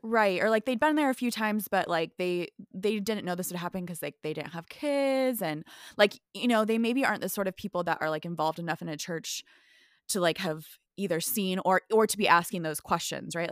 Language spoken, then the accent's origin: English; Midwest, United States; originally from the Midwest